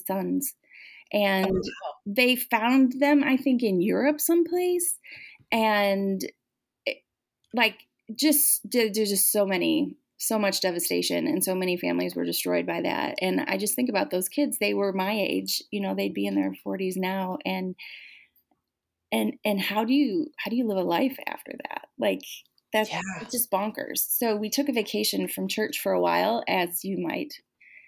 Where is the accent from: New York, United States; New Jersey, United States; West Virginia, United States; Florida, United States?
New York, United States; Genesee County; I grew up in Genesee County in New York